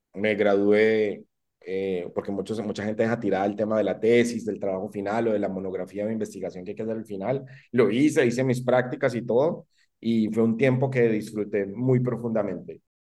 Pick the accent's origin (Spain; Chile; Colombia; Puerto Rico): Colombia; Medellín, Antioquia; moved away; also born or lived in San Vicente, Colombia / Costa Rica; yo nací en Medellín